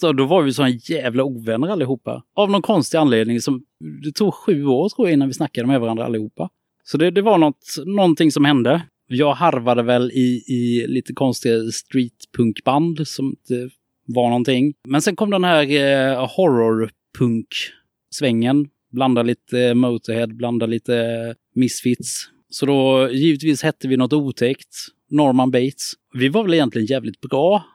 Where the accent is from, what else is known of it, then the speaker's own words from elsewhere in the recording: Karlskrona, Blekinge, Sweden; now in Gothenburg, Sweden; Jag kommer från Karlskrona, bor i Göteborg